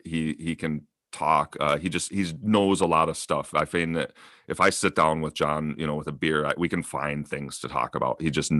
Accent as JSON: {"language": "English", "region": "Minnesota", "country": "United States", "tie": "born or raised there", "said": "It's weird how things come together that I grew up in Minnesota with this guy, but it's his cousin in Alaska who I actually became better friends with."}